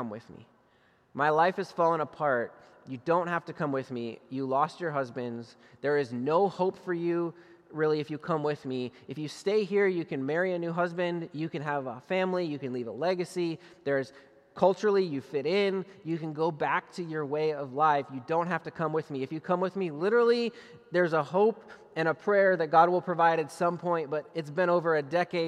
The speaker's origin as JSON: {"language": "English", "region": "Minnesota", "country": "United States", "tie": "born or raised there", "said": "I grew up in Minnesota"}